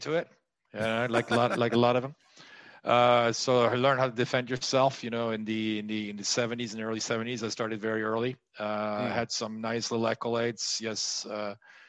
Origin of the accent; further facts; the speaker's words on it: France; moved away as an adult; also born or lived in United States; I moved from France to the U.S., spent 25 years there and came back in 2018